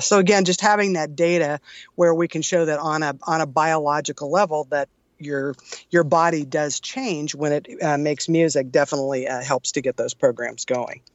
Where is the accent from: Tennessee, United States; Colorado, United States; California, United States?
California, United States; San Jose; moved away as an adult; now in Tucson, United States; originally born and raised in California in the San Jose area, heart of Silicon Valley